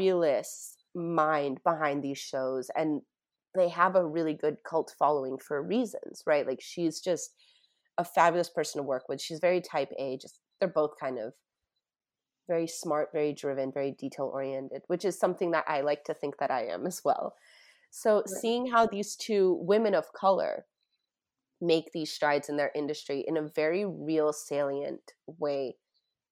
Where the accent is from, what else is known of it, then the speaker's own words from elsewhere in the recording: Tampa, Florida, United States; I grew up in Tampa, Florida